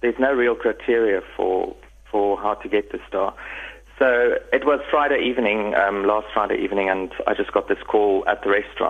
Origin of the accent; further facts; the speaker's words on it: Middelburg, Mpumalanga, South Africa; moved away as an adult; also born or lived in Cape Town, South Africa / Stellenbosch, South Africa / Paris, France; now in Nice, France; I'm from Middelburg, Mpumalanga. Grew up there lived there for 20 years and then moved to Cape Town